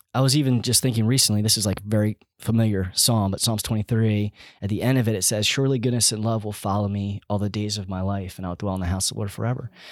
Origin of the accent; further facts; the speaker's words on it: Schwenksville, Pennsylvania, United States; also born or lived in Kentucky; I grew up in Schwanksville, which we're actually in Schwanksville now in our home